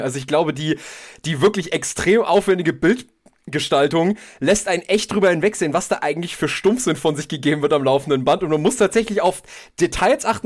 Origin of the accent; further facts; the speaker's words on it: Germany; als Deutsche